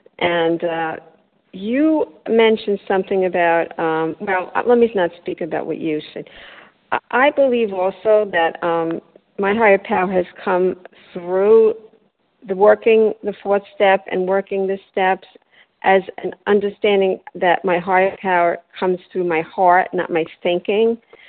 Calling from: Delray Beach, Florida, United States; I'm calling from Delray Beach, Florida.

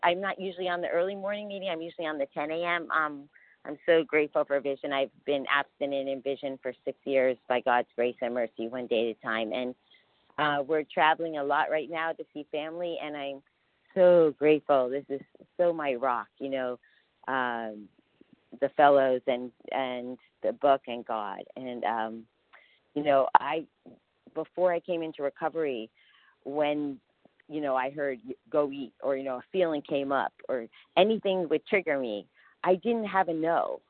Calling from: New York City, New York, United States; and I'm calling from New York City. We live in Costa Rica. We moved to Costa Rica a year ago, but we're visiting family, so I'm currently in New York City.

